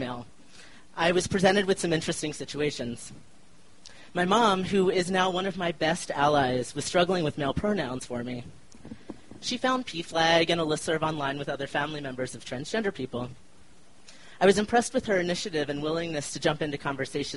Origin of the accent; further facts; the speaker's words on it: Philadelphia, Pennsylvania, United States; also born or lived in Chicago; now in Denver, United States; I grew up in Philly and am one of the few people in my family who have left